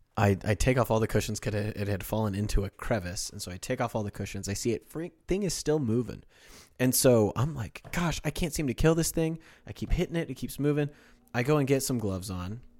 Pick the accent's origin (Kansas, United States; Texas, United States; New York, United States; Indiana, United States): Kansas, United States; moved away; also born or lived in Oklahoma; I'm from Oklahoma, or I'm from Kansas